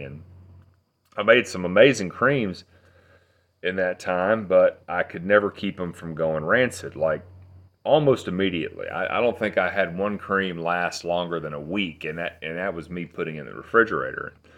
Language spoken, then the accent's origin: English; Athens, Tennessee, United States; I grew up, uh, in Athens, Tennessee.